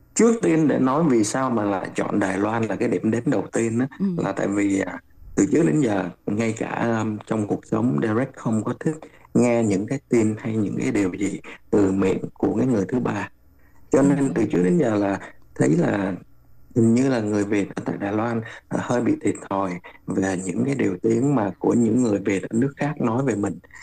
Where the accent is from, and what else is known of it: Ho Chi Minh City, Vietnam; moved away